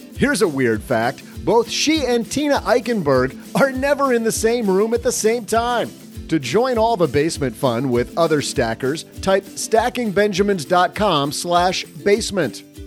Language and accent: English; Midwest, United States; as a Midwesterner